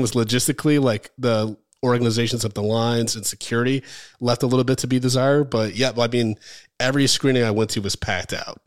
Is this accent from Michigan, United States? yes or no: yes; Michigan, United States; I'm originally from Michigan